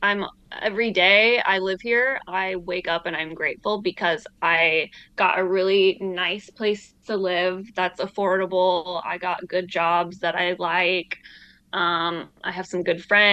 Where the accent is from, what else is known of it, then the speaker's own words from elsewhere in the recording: Michigan, United States; moved away as an adult; also born or lived in Idaho / Oregon; now in Los Angeles, United States; I grew up in Michigan for the most part.